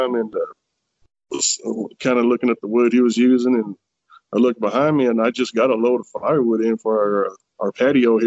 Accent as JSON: {"language": "English", "town": "Slaton", "region": "Texas", "country": "United States", "tie": "born or raised there", "also_born_or_lived": "Florida", "said": "grew up here in Slayton, Texas"}